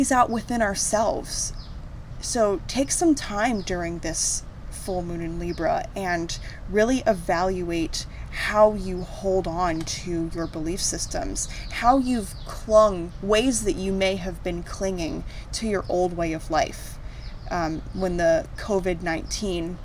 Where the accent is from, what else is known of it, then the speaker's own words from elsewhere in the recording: United States; moved away; my home country, the United States